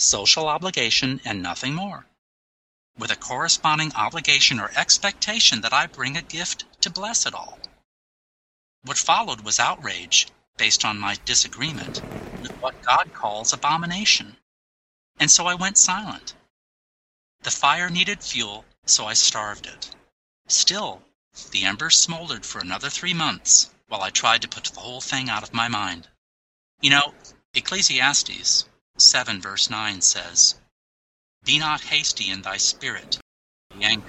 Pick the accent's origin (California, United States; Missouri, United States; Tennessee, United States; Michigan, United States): Michigan, United States; my home state of Michigan